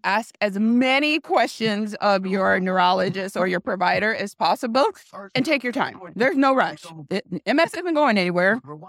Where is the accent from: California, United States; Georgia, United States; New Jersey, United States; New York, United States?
New York, United States; Buffalo; now in Fort Washington, United States; I'm from Buffalo, New York, but we live here in the Maryland area now.